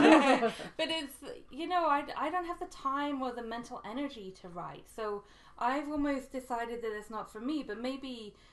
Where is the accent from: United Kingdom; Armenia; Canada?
United Kingdom; England; accent: English; also born or lived in Scotland; my accent's so English